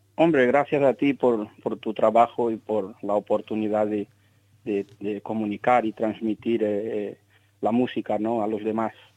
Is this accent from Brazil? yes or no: yes; Salvador, Bahia, Brazil; moved away; yo nací en Salvador de Bahía